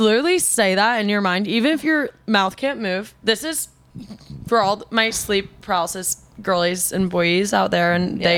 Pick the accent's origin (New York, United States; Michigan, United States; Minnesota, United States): New York, United States; I'm a New Yorker